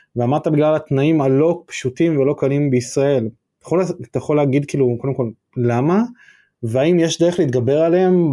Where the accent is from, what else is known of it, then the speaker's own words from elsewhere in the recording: Northern District, Israel; בתור צפוני